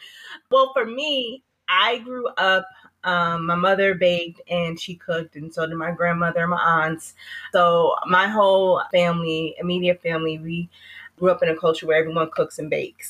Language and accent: English; Norwalk, Connecticut, United States; moved away as an adult; now in Mebane, United States; I'm originally from Connecticut